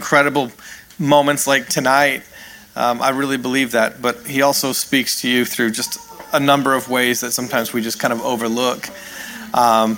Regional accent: Canada; also born or lived in New York, United States; now in California, United States; I'm actually a Canadian

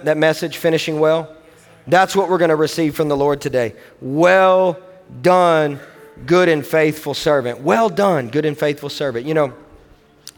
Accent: Owensboro, Kentucky, United States; I am from Owensboro, Kentucky

